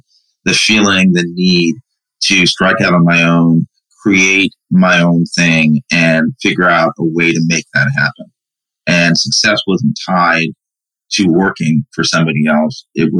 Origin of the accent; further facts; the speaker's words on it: Brooklyn, New York, United States; born there; And then my mom came in 70. And I was born in 71. So he came first. My mom came behind him. And I was born in Brooklyn in 71.